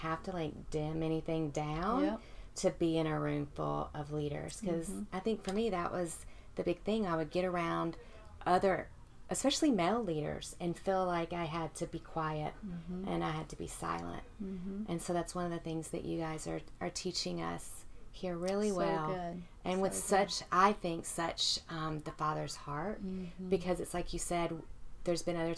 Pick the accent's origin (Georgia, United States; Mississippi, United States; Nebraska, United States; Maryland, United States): Mississippi, United States; born and bred in Mississippi